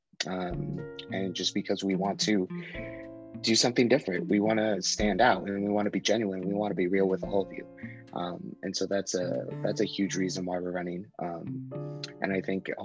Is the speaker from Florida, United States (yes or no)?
no; Reno, Nevada, United States; also born or lived in Quito, Ecuador / Yerington, Nevada; I was born in Quito, Ecuador in South America. I was an orphan for about 3 years, and then I was adopted when I was 5 and moved to Yerington, Nevada, where we lived for about 3 years. And then I moved to South Reno, lived there for 7-8 years, and then I moved back to Yerington for high school